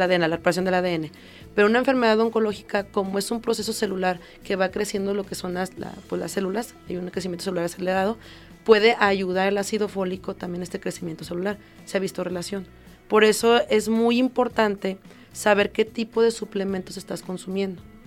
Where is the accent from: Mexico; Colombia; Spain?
Mexico; como población mexicana